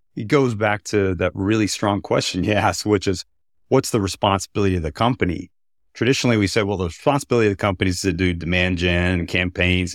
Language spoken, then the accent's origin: English; Texas, United States; I'm from Texas.